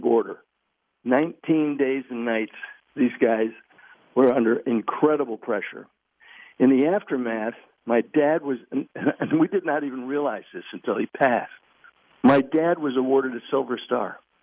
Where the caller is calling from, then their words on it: Virginia, United States; I'm calling you from Virginia